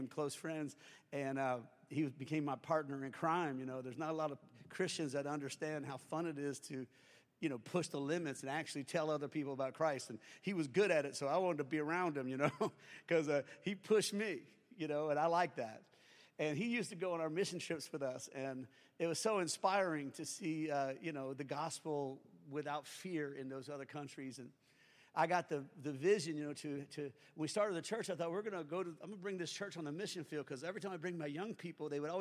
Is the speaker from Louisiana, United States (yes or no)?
yes; Springfield, Louisiana, United States; I'm from Springfield, Louisiana